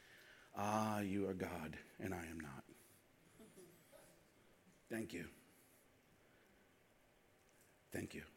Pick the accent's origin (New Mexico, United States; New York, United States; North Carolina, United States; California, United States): New York, United States; New York City; I grew up in Brooklyn